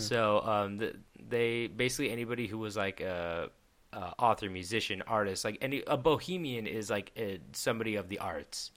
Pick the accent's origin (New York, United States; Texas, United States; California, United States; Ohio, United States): California, United States; Petaluma; I'm from Petaluma